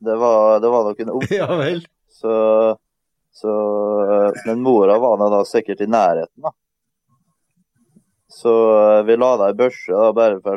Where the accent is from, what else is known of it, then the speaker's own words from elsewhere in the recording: Møre og Romsdal, Norway; For at eh, vi kommer som sagt fra Romsdalen og er vant med fjell.